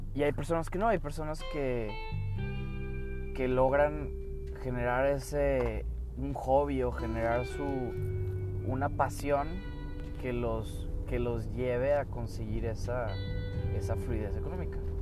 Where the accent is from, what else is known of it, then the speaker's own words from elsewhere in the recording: Mexico; soy mexicano, por eso hablo en español